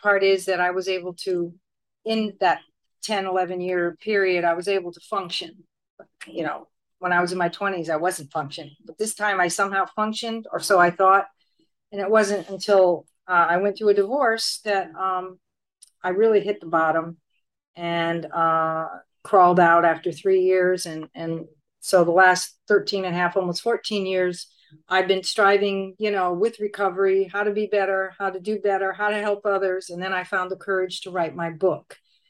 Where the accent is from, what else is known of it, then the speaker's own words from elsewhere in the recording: Connecticut, United States; now in Puerto Rico; I've been in Puerto Rico a long time, and I'm originally from Connecticut.